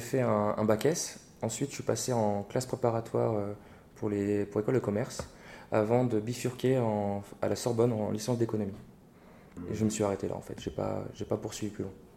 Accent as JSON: {"language": "French", "town": "Reims", "region": "Grand Est", "country": "France", "tie": "born or raised there", "also_born_or_lived": "Paris / Bordeaux", "moved": "yes", "said": "Je suis né et j'ai grandi euh, à Reims, donc je suis un cornichon"}